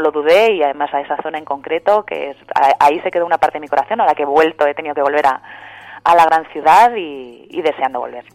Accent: Madrid, Community of Madrid, Spain; also born or lived in Landes, France; now in Madrid, Spain; yo soy de Madrid, en realidad mi familia es de Madrid

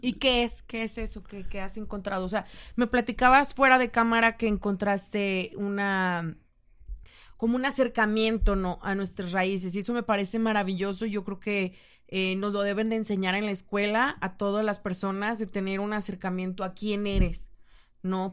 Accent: Mexico; uno como mexicano

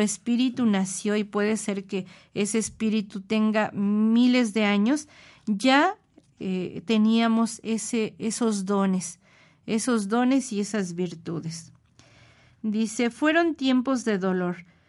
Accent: Mexico City, Mexico; nuestra Ciudad de México

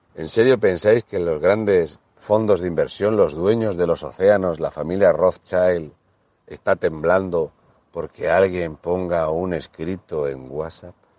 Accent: Region of Murcia, Spain; siendo el murciano

